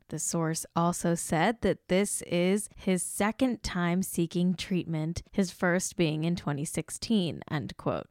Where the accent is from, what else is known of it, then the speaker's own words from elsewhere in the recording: United States; I'm American